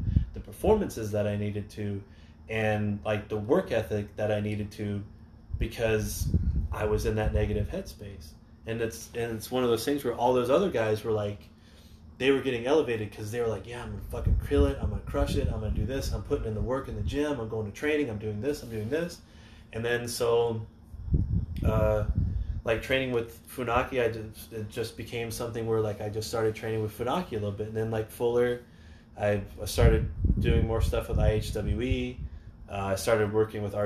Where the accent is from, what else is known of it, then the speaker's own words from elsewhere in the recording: Florida, United States; I grew up in Florida